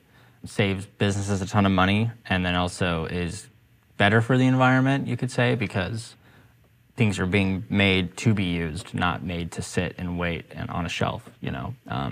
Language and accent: English; Rocky Mountains, United States; now in Portland, United States; I actually initially wanted to move out of Portland and get to a sunnier place. Somewhere where the sunshine's super important to me. I grew up